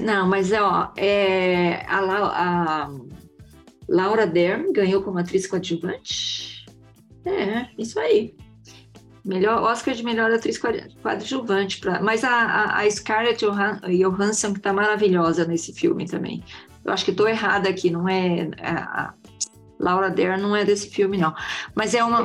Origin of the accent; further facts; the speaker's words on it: northern Paraná, Brazil; nós somos todos pé vermelho, né, Mel e Lúcia? Nós somos pé vermelho